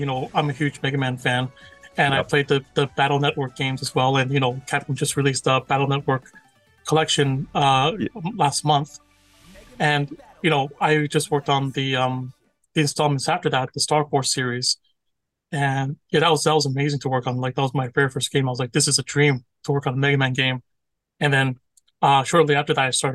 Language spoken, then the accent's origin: English; Toronto, Ontario, Canada; moved away as an adult; now in Tokyo, Japan; I was born and raised in Toronto. I, grew up there, went to Ryerson University, graduated from there.